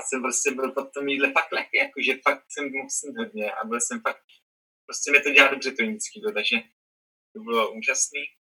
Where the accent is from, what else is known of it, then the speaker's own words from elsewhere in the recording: Czechia; narodil jsem se třeba v Česku, jo, nějakou městečku a mám tady rodiče